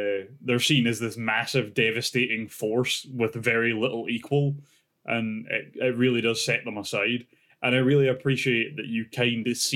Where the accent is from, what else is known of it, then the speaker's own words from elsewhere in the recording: Scotland, United Kingdom; being Scottish